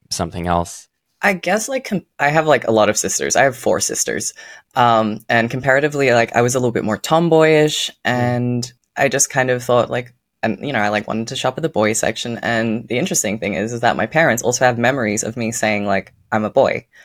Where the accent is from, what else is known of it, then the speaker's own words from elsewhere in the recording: Netherlands; moved away; also born or lived in Australia; For context, I was born in Australia and I moved to the Netherlands when I was eight.